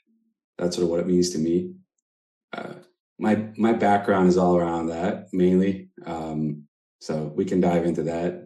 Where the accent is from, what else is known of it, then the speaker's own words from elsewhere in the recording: Israel; also born or lived in United States; So I was born in the States. When I was a kid, we moved to Israel. So I'm currently in Israel, so the other side of the world.